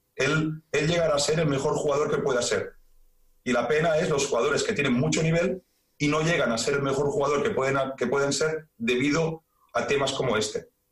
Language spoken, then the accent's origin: Spanish; Badalona, Catalonia, Spain; yo soy de Badalona